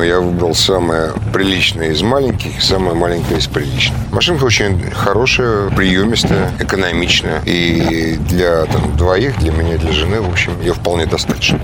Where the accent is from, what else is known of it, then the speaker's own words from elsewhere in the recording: Saint Petersburg, Russia; живу и работаю, и вообще я питерский человек.